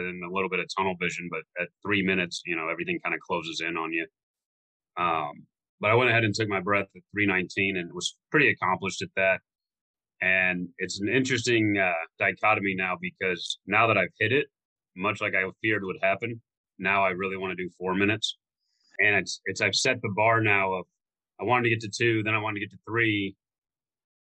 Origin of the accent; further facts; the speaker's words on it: Florida, United States; I grew up in Florida